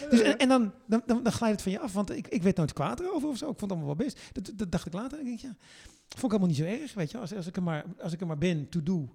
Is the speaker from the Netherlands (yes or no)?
yes; Netherlands; wij reageren anders